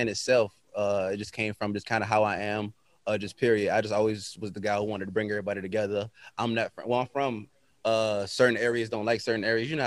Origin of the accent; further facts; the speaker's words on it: Virginia Beach, Virginia, United States; I am from Virginia Beach, Virginia.